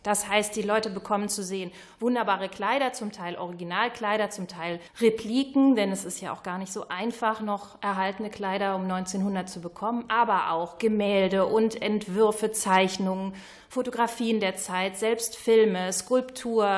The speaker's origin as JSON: {"language": "German", "town": "Krefeld", "region": "North Rhine-Westphalia", "country": "Germany", "tie": "born or raised there", "also_born_or_lived": "Wuppertal", "moved": "as an adult", "said": "Ich bin gebürtige Krefelderin, war aber 30 Jahre in Wuppertal bin jetzt erst wieder hier hingezogen"}